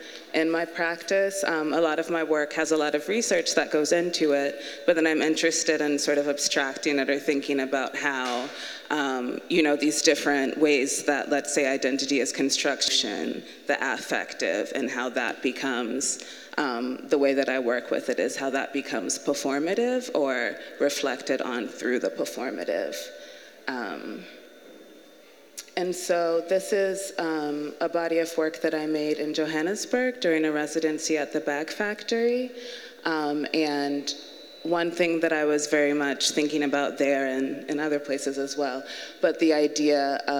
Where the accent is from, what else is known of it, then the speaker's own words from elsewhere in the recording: the South, United States; the fact that my mother is from Liberia, my father is from Kenya, and I was born and raised moving around in the South, influences the way that I think about space in my work